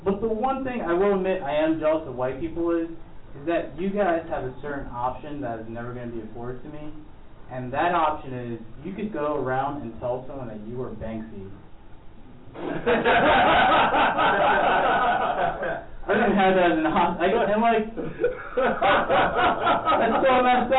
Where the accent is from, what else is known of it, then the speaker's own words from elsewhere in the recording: New York City, New York, United States; I'm a New Yorker